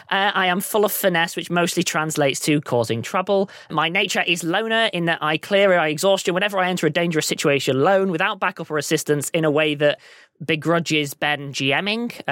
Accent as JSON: {"language": "English", "town": "Amsterdam", "region": "North Holland", "country": "Netherlands", "said": "So I am from Amsterdam."}